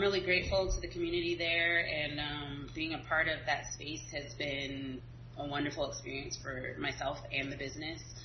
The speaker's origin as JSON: {"language": "English", "region": "Southern California", "country": "United States", "tie": "born or raised there", "said": "I am originally from California, actually. A lot of people think I'm from Louisiana because of what I do and the food that I serve. Um, I grew up in Southern California"}